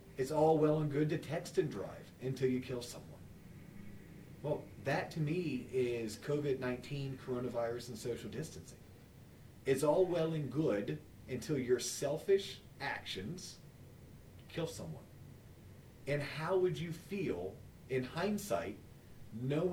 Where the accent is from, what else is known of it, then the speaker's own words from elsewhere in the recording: United States; as an American